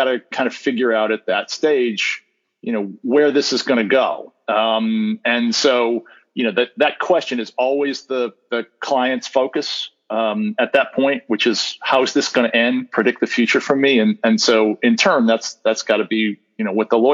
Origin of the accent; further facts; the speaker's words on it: Northeast, United States; moved away; Born and raised in the Northeast, went to school up there, worked as an associate at a small firm in Boston